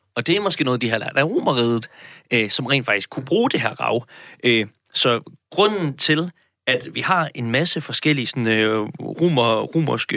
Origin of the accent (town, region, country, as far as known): Denmark